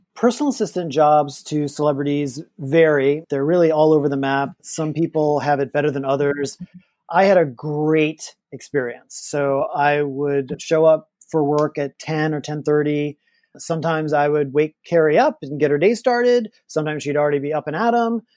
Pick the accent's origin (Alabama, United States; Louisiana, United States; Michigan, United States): Louisiana, United States; moved away as an adult; also born or lived in Los Angeles; I'm from Louisiana. We were poor growing up